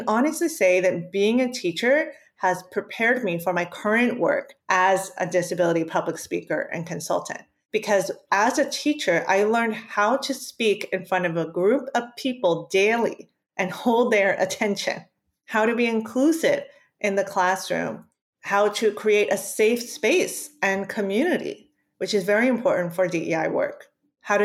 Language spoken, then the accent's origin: English; Maryland, United States; first language Spanish; English is a second language; I'm Cuban and Puerto Rican. I was born and raised in Maryland in the United States. My parents taught me Spanish as my first language.